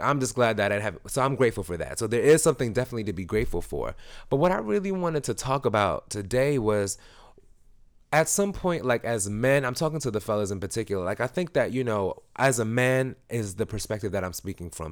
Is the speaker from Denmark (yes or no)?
no; Jamaica; I'm Jamaican.